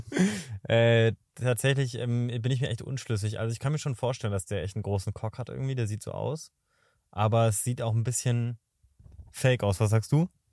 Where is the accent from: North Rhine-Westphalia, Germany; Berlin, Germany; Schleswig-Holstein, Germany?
Berlin, Germany; moved away; also born or lived in Potsdam; ich bin ja quasi in Berlin aufgewachsen, also dann nach Potsdam gezogen